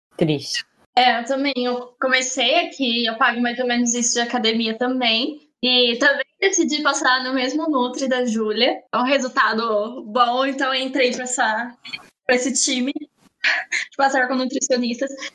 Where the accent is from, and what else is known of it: Campinas region, São Paulo, Brazil